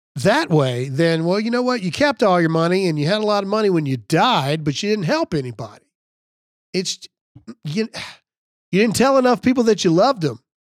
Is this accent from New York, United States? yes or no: no; Mississippi, United States; I'm from Mississippi.